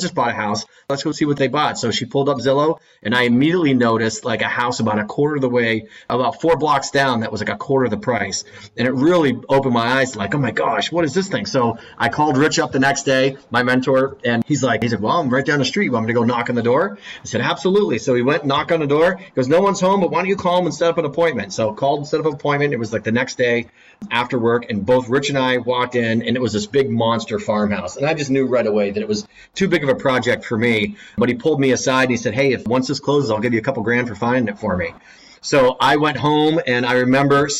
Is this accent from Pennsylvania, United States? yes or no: yes; Erie, Pennsylvania, United States; also born or lived in Philadelphia; born and raised in Erie, Pennsylvania